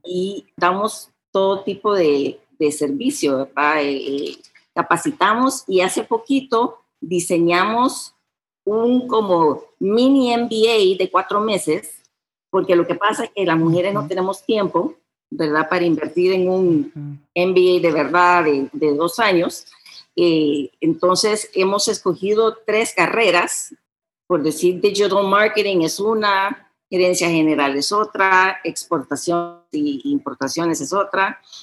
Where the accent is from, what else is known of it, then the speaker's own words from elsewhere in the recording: United States; first language Spanish; moved away as an adult; now in San Salvador, El Salvador; Aquí nací, pasé la mayoría de mi niñez en Estados Unidos, pero regresé aquí